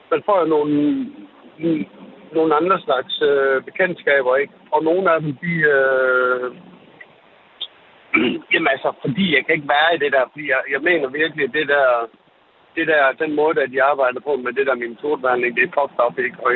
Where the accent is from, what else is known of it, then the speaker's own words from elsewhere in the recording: Brazil; jeg er fra Brasilien